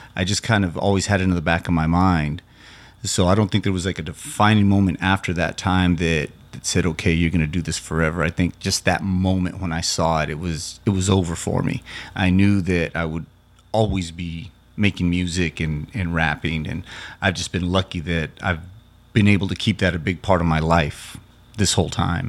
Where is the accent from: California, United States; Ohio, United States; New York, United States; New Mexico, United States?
New Mexico, United States; Loving; also born or lived in Carlsbad, New Mexico; So that's what my hometown Loving and Carl's Bad's like. They're ten miles apart.